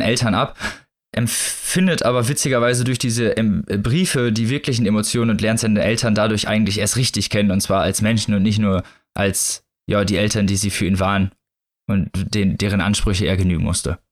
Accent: West Germany, Germany; ich bin ja Wessi

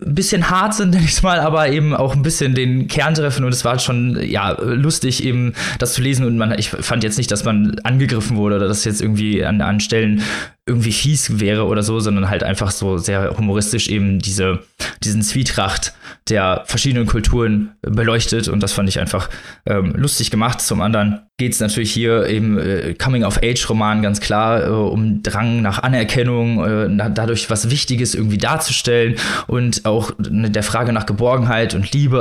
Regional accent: Germany; wir als Deutsche

